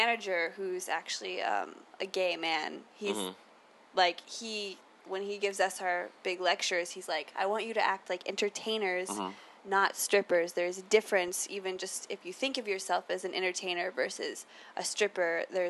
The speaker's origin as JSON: {"language": "English", "region": "Florida", "country": "United States", "moved": "yes", "lives_now": "San Francisco, United States", "said": "And I'm from Florida originally."}